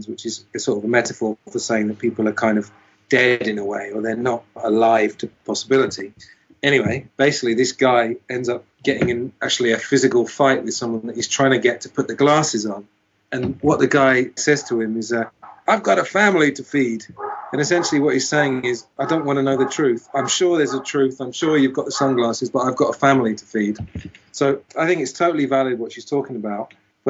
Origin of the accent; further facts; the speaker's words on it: United Kingdom; I was brought up in Britain, so I know a fair amount about British society